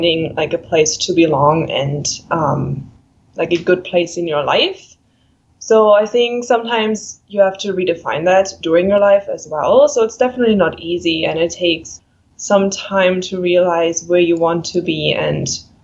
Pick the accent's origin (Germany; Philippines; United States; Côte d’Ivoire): Germany; moved away as an adult; now in Kamloops, Canada; I'm from Germany